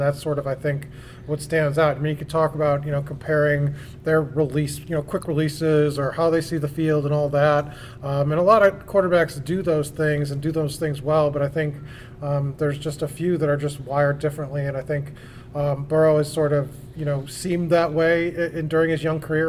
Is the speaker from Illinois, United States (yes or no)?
yes; Chicago, Illinois, United States; growing up in Chicago